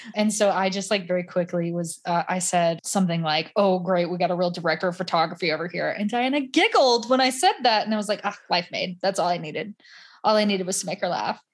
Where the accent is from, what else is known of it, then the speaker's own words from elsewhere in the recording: Southern United States, United States; accent: Southern; when I get around more Southern people, my Southern accent comes out a lot more.